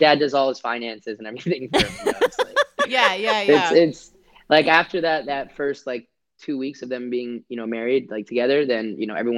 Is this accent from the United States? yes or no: no; India; born there; Like you're lesser of an Indian than I am because I was born in India versus you being born there